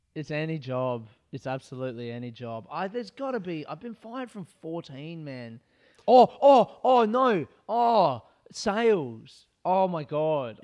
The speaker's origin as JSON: {"language": "English", "town": "Adelaide", "region": "South Australia", "country": "Australia", "tie": "born or raised there", "also_born_or_lived": "Melbourne", "moved": "as an adult", "said": "I grew up in Adelaide, and I wanted to move to Melbourne"}